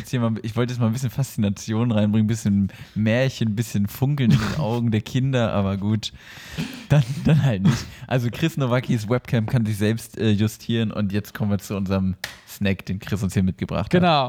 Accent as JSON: {"language": "German", "area": "north of the Aldi equator", "region": "Northern Germany", "country": "Germany", "tie": "born or raised there", "moved": "yes", "lives_now": "southern Germany", "said": "in meine alte Heimat, nämlich über den Aldi-Äquator"}